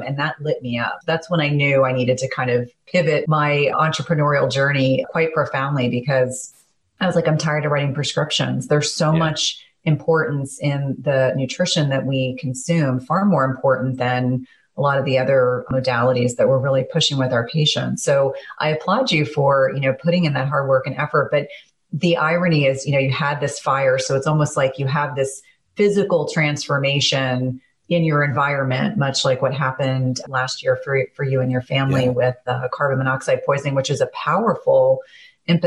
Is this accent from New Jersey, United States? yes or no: yes; New Jersey, United States; also born or lived in South Carolina; I grew up in New Jersey, was born in South Carolina, but grew up in New Jersey